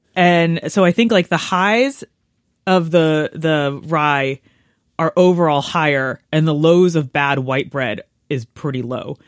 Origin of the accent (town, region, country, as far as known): United States